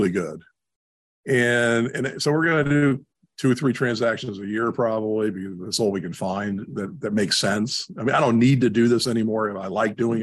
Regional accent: New York area, United States; moved away as an adult; also born or lived in South Carolina / Newport Beach, California / California; I grew up in the New York area

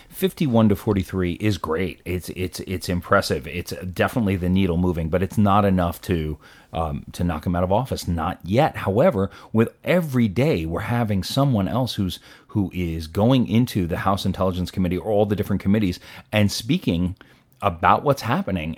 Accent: New York, United States; I'm a Jew from New York

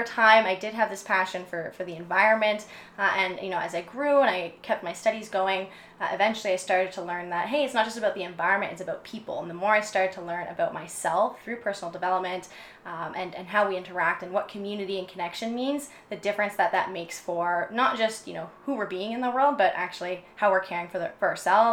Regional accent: Burlington, Ontario, Canada; moved away as an adult; also born or lived in Sault Ste. Marie, Ontario / Toronto / New York; now in Vancouver, Canada; I'm from Sault Ste. Marie. It's a smaller town in a little bit more northern Ontario, but I grew up in Burlington

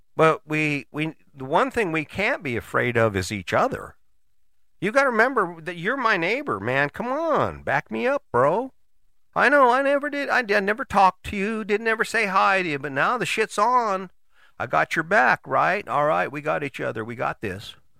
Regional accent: United States; as an American

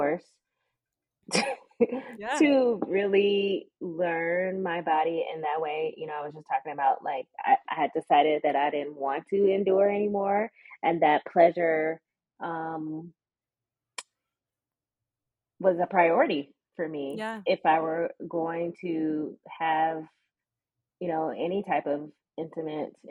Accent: the South, United States; growing up in the South. And for me, I was a church girl

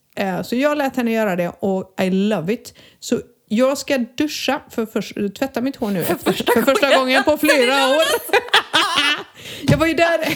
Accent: Sweden; moved away as an adult; now in Spain; som svensk

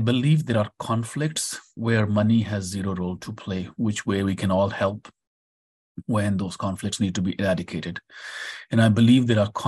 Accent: India; moved away as an adult; now in United States; growing up in India, of course, had a huge impact. I've spent more than half of my life in India.

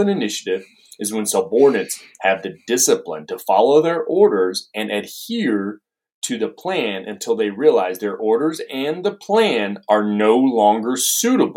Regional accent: Maine, United States; now in Tennessee, United States; I'm from Maine. So I'm in New England, you know, up there.

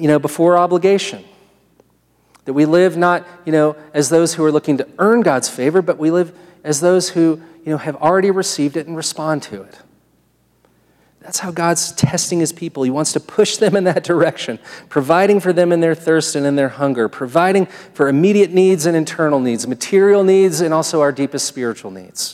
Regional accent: United States; I'm an American

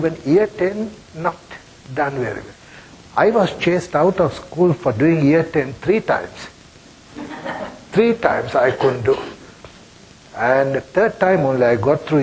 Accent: Sri Lanka; first language Sinhala; English is a second language; moved away as an adult; also born or lived in Germany; now in Australia; We grew up in a society where a lot of poverty and problems in Sri Lanka. I'm a Sri Lankan

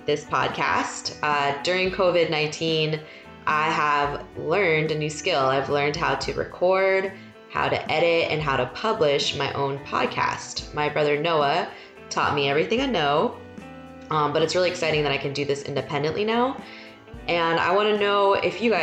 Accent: West Coast, United States; I am a West Coast person. I grew up on the West Coast

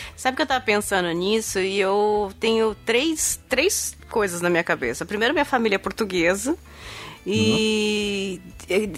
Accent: ABC region, São Paulo, Brazil; eu sou daqui da região do ABC e minha, minha família do outro lado é toda do interior de São Paulo

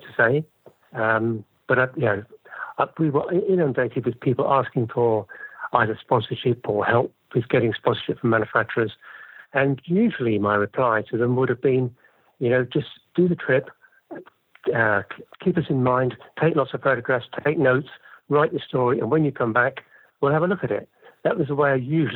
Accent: London, United Kingdom; now in Dorset, United Kingdom; I'm from London originally, but these days I live in Dorset in the southwest of the UK

